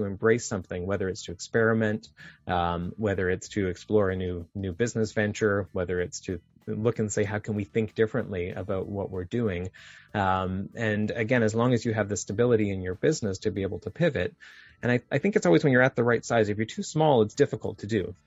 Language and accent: English; Saint John, New Brunswick, Canada; I grew up in just outside of St. John, New Brunswick